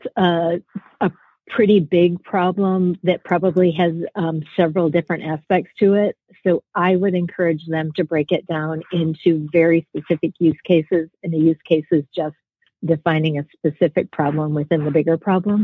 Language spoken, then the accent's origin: English; Michigan, United States; moved away as an adult; also born or lived in Atlanta, Georgia; I'm from Michigan. So I grew up here